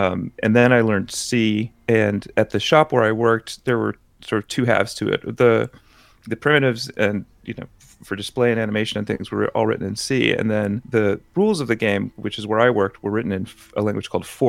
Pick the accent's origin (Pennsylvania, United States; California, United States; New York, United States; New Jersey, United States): California, United States; Berkeley; I grew up in Berkeley, in the Berkeley Hills